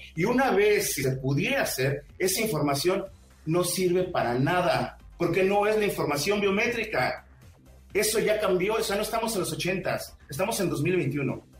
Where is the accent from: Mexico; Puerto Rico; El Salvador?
Mexico; No soy extranjero, soy mexicano como ustedes.